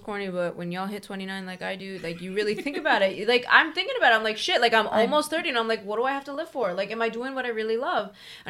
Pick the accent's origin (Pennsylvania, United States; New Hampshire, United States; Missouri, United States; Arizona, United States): Pennsylvania, United States; Philadelphia; We're from the Philadelphia area.